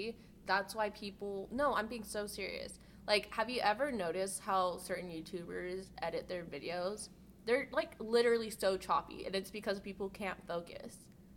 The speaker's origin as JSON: {"language": "English", "region": "Utah", "country": "United States", "said": "Like, yep, I'm from Utah."}